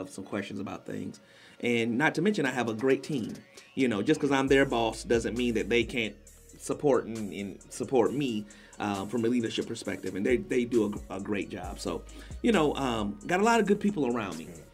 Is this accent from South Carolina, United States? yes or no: yes; Columbia, South Carolina, United States; I'm from Columbia, South Carolina